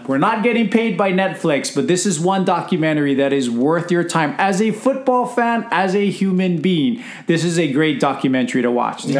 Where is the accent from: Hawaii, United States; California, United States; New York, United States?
Hawaii, United States; from two guys that are born and raised in Hawaii